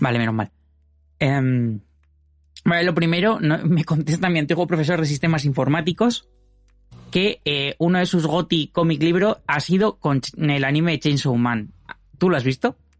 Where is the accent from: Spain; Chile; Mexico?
Spain; Madrid, Community of Madrid; soy de Madrid